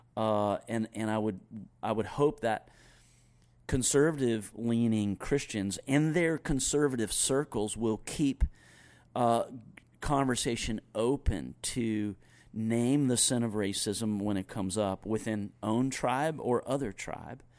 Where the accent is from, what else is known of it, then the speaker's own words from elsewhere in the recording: Greensboro, North Carolina, United States; I had moved back to my hometown to go on staff with Young Life